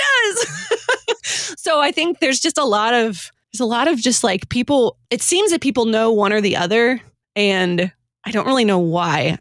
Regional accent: Detroit, Michigan, United States; I grew up in the Detroit area.

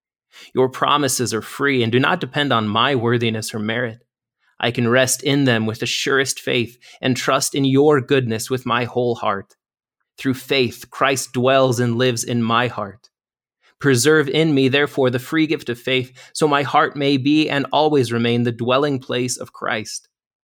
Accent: Wyoming, United States; So I'm actually from Wyoming originally, so I'm back close to home here at the foot of the Bighorn Mountains.

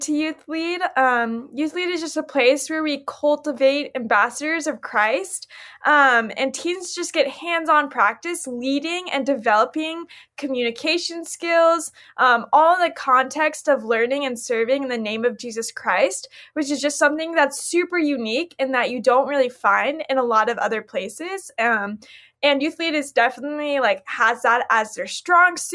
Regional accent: Millersville, Missouri, United States; I'm from Millersville, Missouri, and I represent the Central Region

